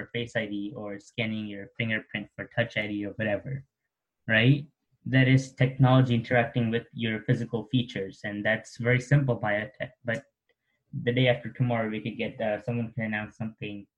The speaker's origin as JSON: {"language": "English", "town": "Oakville", "region": "Ontario", "country": "Canada", "said": "I'm from Oakville, Ontario."}